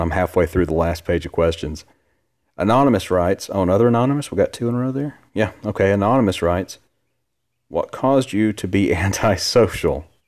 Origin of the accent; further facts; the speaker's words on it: Gadsden, Alabama, United States; also born or lived in Huntsville, Alabama; I'm from Alabama my entire life. Born and, born and raised.